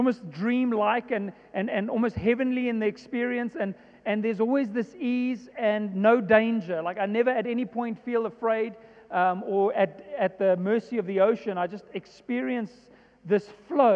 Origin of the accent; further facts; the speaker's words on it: Johannesburg, Gauteng, South Africa; I was born and raised in Joburg